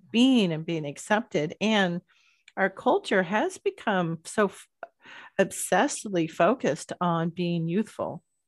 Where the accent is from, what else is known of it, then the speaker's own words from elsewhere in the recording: Bay Area, California, United States; when I was growing up in the Bay Area